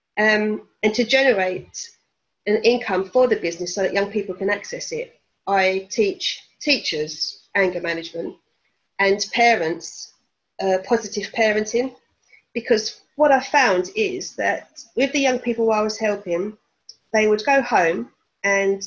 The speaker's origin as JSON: {"language": "English", "area": "Essex", "region": "East of England", "country": "United Kingdom", "moved": "as an adult", "lives_now": "Norfolk, United Kingdom", "said": "I'm originally from Essex, but now I live in Norfolk"}